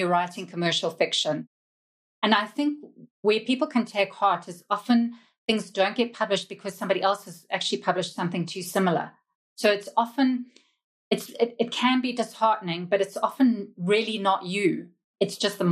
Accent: Zimbabwe; also born or lived in United Kingdom; now in South Africa; I grew up in Zimbabwe, which was very colonial, on a diet of British TV

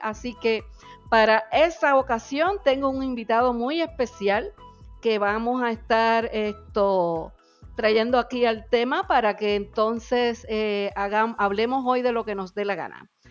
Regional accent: Naguabo, Puerto Rico; moved away; me, crié en Nahuatl y la gente me pregunta de dónde eres y yo, de Nahuabo

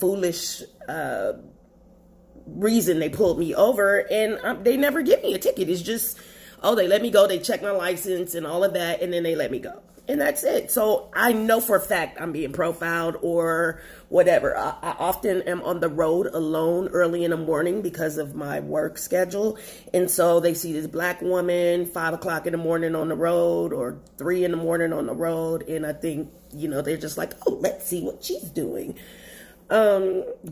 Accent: Los Angeles, California, United States; moved away as an adult; now in Texas, United States; I'm from Los Angeles, California, where racism takes on a more backhanded tone

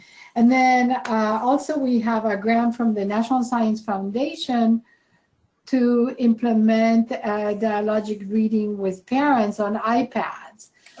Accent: Medellín, Antioquia, Colombia; moved away; I was born in Medellin, Colombia.

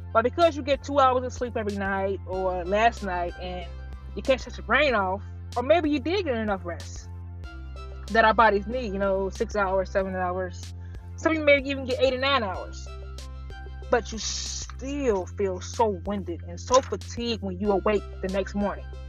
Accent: Chicago, Illinois, United States; I'm from Chicago.

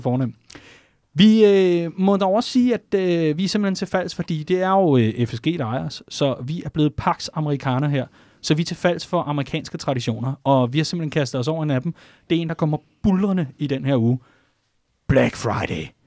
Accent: Vestegnen, Capital Region of Denmark, Denmark; jeg er fra Vestegnen

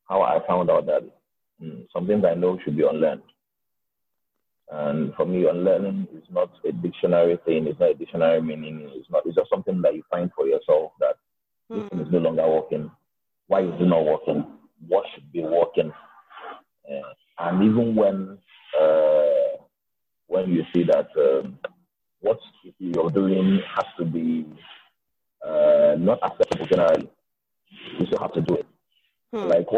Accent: Igbo, Igboland, Nigeria; I'm a Nigerian. Proudly. Alhambra, Igbo man, proudly Igbo.

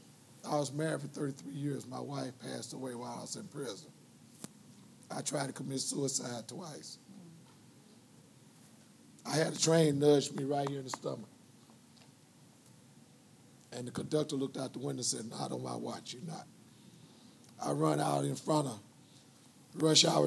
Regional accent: Los Angeles, California, United States; moved away as an adult; I'm from Los Angeles.

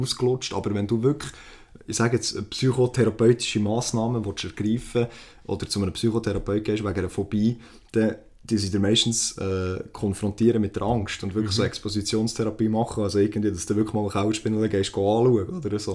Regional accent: Switzerland; bei uns in der Schweiz

